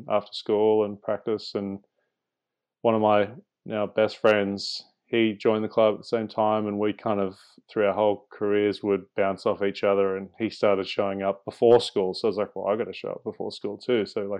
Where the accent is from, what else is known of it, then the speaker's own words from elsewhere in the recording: Singapore; when I was a kid growing up in Singapore, my dad would take me along to the driving range